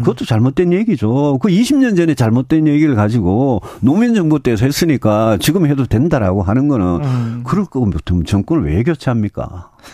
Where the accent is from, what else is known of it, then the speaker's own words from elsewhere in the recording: Yeongju, North Gyeongsang, South Korea; 저도 뭐 고향이 경북 영주고